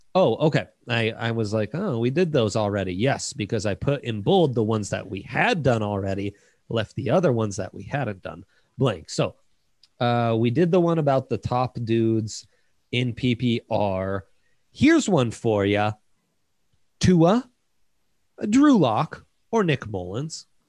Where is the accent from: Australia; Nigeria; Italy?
Italy; born or raised there; now in United States